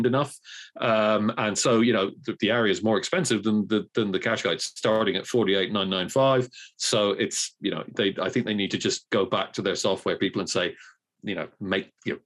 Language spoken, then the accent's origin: English; Cork, Munster, Ireland; I'm from Cork